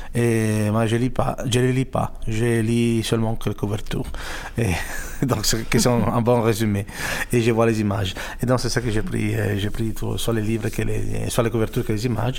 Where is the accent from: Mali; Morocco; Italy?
Italy; French is a second language; moved away; also born or lived in United States / France / Switzerland / Germany; je suis italien